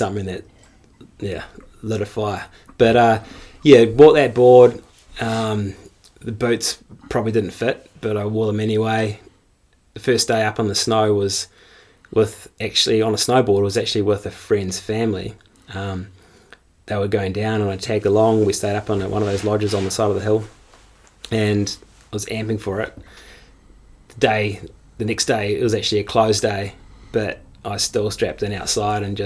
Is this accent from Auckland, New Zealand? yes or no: yes; Bombay Hills, near Auckland, New Zealand; moved away as an adult; now in Wanaka, New Zealand; I grew up on a farm not far from Auckland, just south of Auckland, near the Bombay Hills